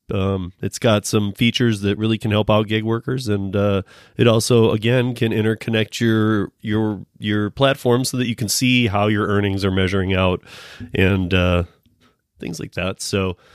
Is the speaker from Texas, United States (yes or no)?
no; Michigan, United States; I'm from Michigan too